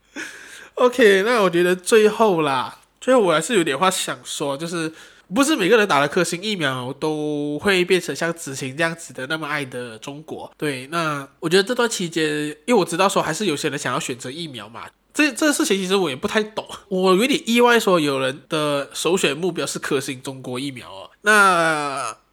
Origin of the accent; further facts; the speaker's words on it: Malaysia; 不，我还是马来西亚人